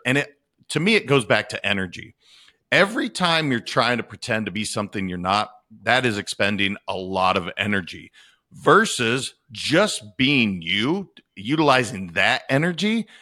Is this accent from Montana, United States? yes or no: yes; Montana, United States; I am from Montana